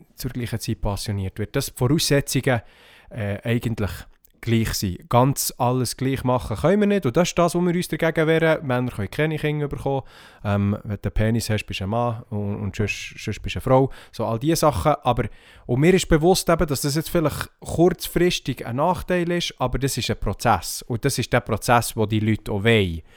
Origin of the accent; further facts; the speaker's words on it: Switzerland; hier bei uns in der Schweiz